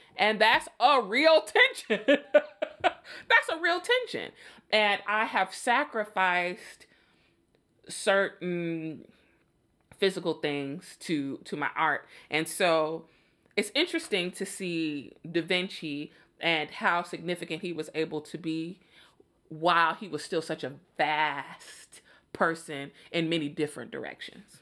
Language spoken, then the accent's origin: English; Chicago, Illinois, United States; I'm from Chicago